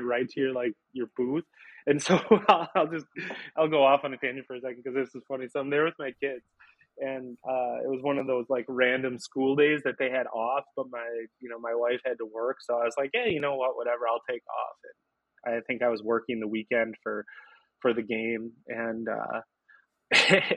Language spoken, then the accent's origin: English; Green Bay, Wisconsin, United States; also born or lived in Ashwaubenon / De Pere; I grew up in Green Bay